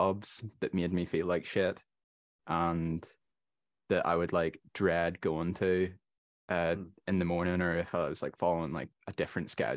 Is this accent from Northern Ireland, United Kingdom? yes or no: yes; Northern Ireland, United Kingdom; I'm from Northern Ireland